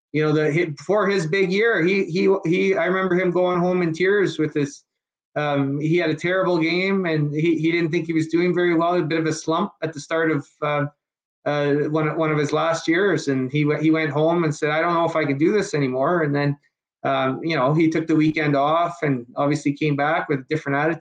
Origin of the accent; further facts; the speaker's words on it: Sault Ste. Marie, Ontario, Canada; now in London, Canada; I grew up in the Sioux, Chris, Sioux St. Marie